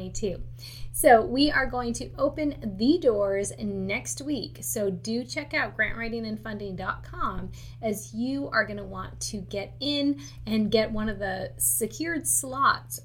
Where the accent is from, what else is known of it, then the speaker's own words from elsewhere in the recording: Michigan, United States; moved away; I'm actually originally from Michigan